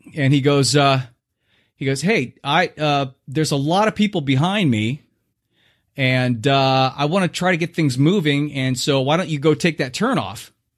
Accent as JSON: {"language": "English", "region": "Southern California", "country": "United States", "tie": "born or raised there", "moved": "yes", "said": "I was born in Southern California"}